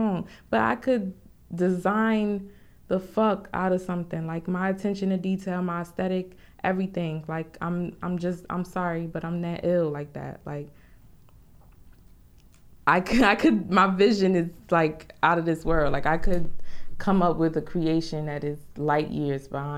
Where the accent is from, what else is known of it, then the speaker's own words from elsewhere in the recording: Newark, New Jersey, United States; I'm from Newark, particularly the South Ward in Newark